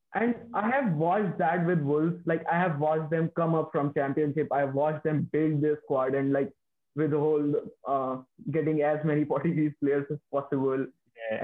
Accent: near Delhi, northern India, India; moved away; I belong to the northern India, like my hometown is in northern India, and it's near the capital.

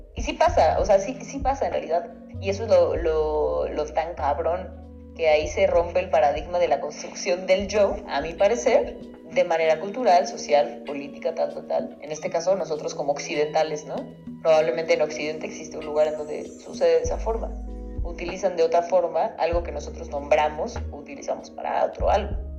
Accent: Mexico; nosotros como mexicanos

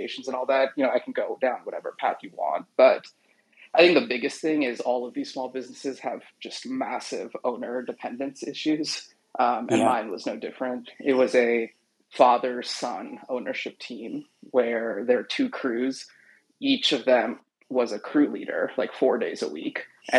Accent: Seattle, Washington, United States; It's a residential and commercial tree care business in Seattle, which is my hometown

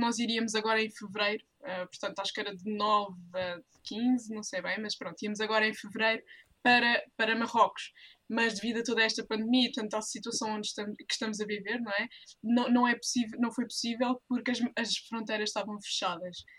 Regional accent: Portugal; somos portuguesas

